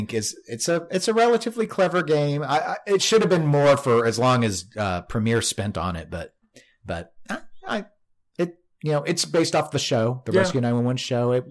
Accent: Tornado Alley, United States; Growing up in Tornado Alley

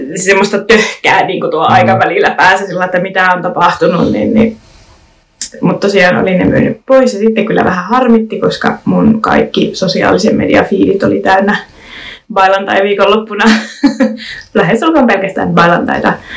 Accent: Raahe, North Ostrobothnia, Finland; moved away; olen nuoruuteni asunut Raahessa

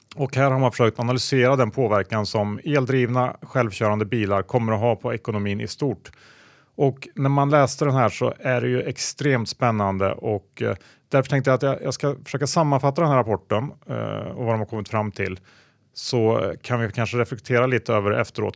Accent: Värmland, Sweden; jag är ju från Värmland vilket eh, betyder att man är typ seminorsk.

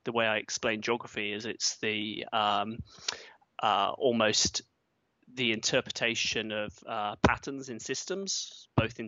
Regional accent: Yorkshire and the Humber, United Kingdom; moved away; also born or lived in Cambridge, England / Manchester, England; I grew up in England, south of England, Cambridge, and I was there until I was 8 years old. And at that time, my father changed jobs, so I moved up to Yorkshire

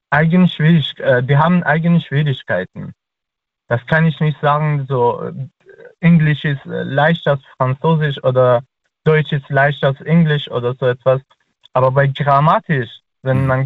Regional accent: Afghanistan; first language Dari; German is a second language; Äh, tatsächlich, ich kann äh, nur meine Muttersprache Dari. Ich komme aus Afghanistan mhm. und wir sprechen Dari oder am besten soll ich sagen Persisch.

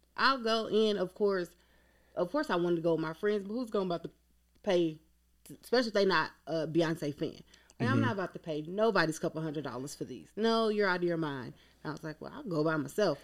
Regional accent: Lorain, Ohio, United States; now in Louisville, United States; I'm from Lorain, Ohio, right on top of Lake Erie.

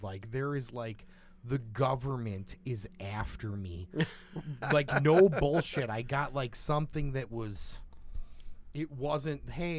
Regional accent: Chicago, Illinois, United States; I grew up in Chicago.

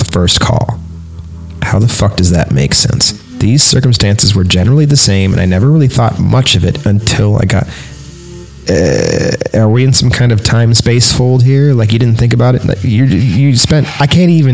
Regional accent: Fresno, California, United States; I went to Bullard High School in Fresno, California

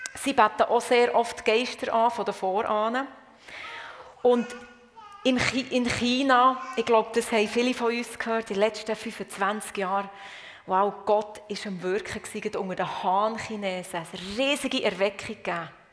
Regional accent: Murten, Fribourg, Switzerland; moved away as an adult; also born or lived in South Africa; ich komme aus dem Röstigraben. Und zwar von Morten.

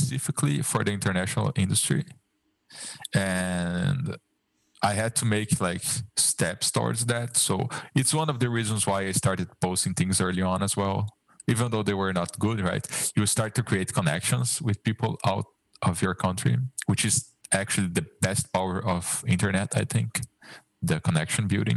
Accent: Brazil; English is a second language

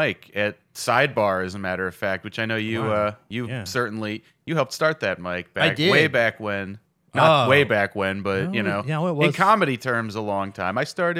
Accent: Rockville, Maryland, United States; Because I grew up in Rockville, so that was... You know, just on the red line.

